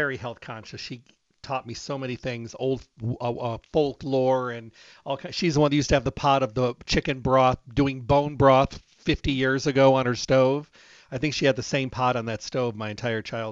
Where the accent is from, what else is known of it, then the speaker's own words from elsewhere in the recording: Michigan, United States; I was raised in Michigan, out in the country